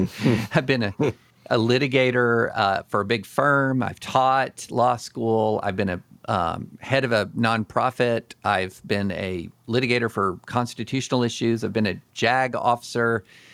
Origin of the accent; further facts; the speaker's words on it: Kentucky, United States; also born or lived in Alabama / Louisiana / Tennessee; And I grew up in Alabama, Louisiana, Tennessee, and mainly Kentucky.